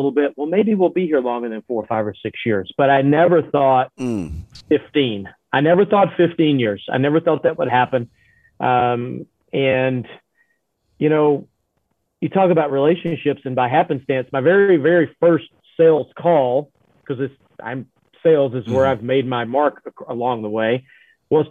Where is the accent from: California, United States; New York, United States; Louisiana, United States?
Louisiana, United States; moved away as an adult; also born or lived in Jackson, Tennessee / Birmingham, Alabama / Michigan / Nebraska; now in Omaha, United States; I grew up in Louisiana, went to Louisiana Tech